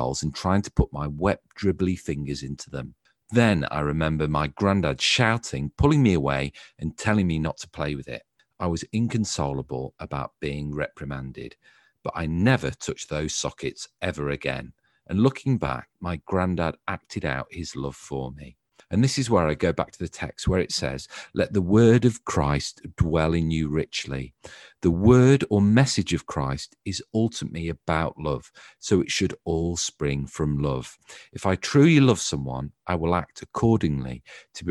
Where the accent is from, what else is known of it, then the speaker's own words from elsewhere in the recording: Stafford, West Midlands, United Kingdom; I'm from the North End, and I went to Graham Balfour